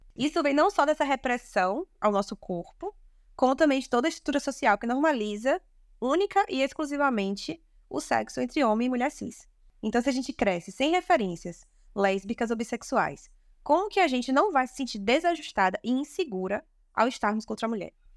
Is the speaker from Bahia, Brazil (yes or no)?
yes; Salvador, Bahia, Brazil; falo aqui de Salvador, nasci e me criei aqui na Bahia